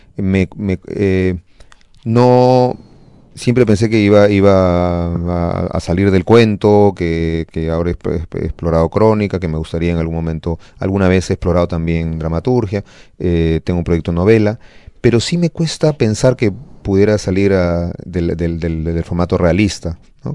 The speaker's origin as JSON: {"language": "Spanish", "country": "Peru", "said": "así somos los peruanos"}